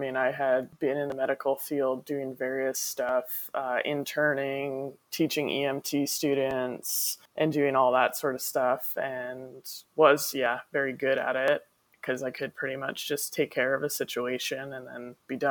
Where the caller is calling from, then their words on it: Austin, Texas, United States; I'm currently sitting in my house in Austin, Texas.